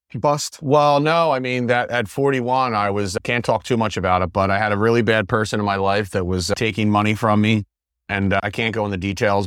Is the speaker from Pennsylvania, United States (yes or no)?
yes; West Chester, Pennsylvania, United States; moved away as an adult; now in Sarasota, United States; I'm from Westchester, Pennsylvania